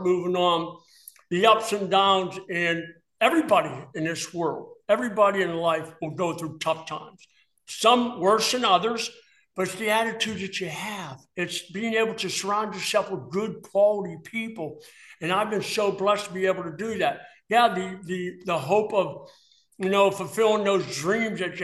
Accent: East Brady, Pennsylvania, United States; moved away; where I grew up in East Brady

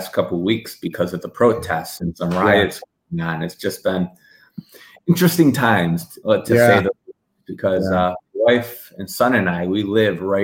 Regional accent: Frankfort, Illinois, United States; also born or lived in West Virginia; I was born right outside of Chicago, and I grew up in Frankfort

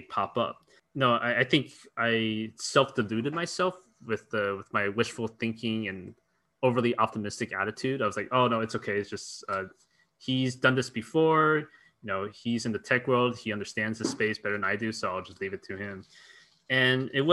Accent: Mountain View, California, United States; the house where I grew up in Mountain View is literally down the street, walking distance from YC

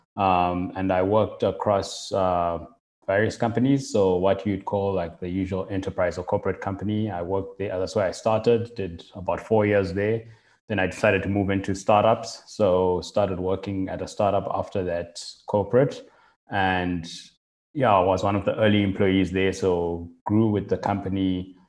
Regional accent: Zimbabwe; moved away as an adult; now in Cape Town, South Africa; so I'm originally from Zimbabwe and got involved and in, got started using computers quite early on, like in primary school

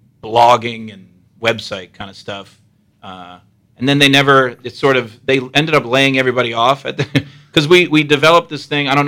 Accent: Allentown, Pennsylvania, United States; moved away as an adult; also born or lived in Los Angeles / Stamford, Connecticut; now in New York, United States; I'm from Allentown, PA, too, which is not a long drive. Okay. But, yeah, I'm from Allentown. I went to DeSales also, which isn't too far.

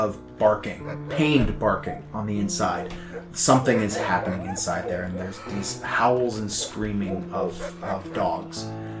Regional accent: Yellowknife, Northwest Territories, Canada; I'm from in the area. Like, I'm from Yellowknife, so I've been here before.

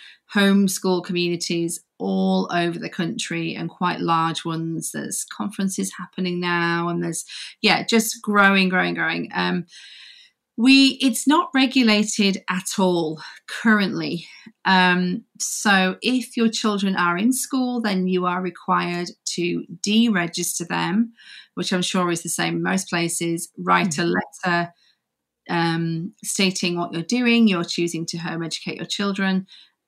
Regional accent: Yorkshire and the Humber, United Kingdom; now in Coventry, United Kingdom; So I'm from Yorkshire, the north of Yorkshire. Okay. I'm a Yorkshire girl, but I actually live in Coventry

